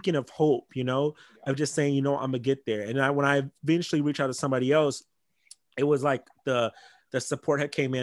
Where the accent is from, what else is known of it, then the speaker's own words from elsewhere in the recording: Los Angeles, California, United States; I'm from Crenshaw. So, and I'm biracial. I was raised in a Black household